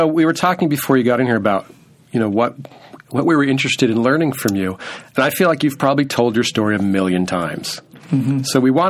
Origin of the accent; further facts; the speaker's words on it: Orange County, California, United States; I'm from Orange County